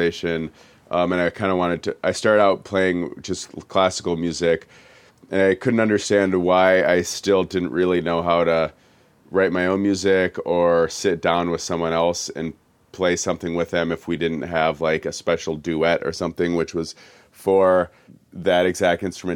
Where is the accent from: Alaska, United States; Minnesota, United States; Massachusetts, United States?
Minnesota, United States; Minneapolis; moved away as an adult; also born or lived in Ohio; now in Los Angeles, United States; I lived in Minneapolis when I was born there, and I lived there until I graduated Southwest High School when I was 18 years old